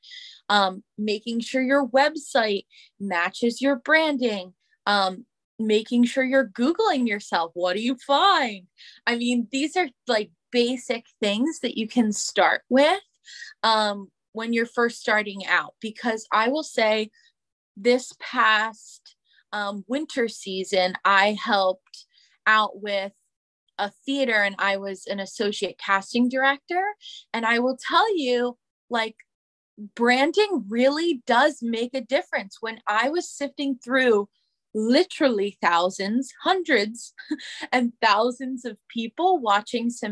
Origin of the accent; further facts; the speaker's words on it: Pennsylvania, United States; moved away as an adult; also born or lived in New York City; I came home from New York City to Pennsylvania during the pandemic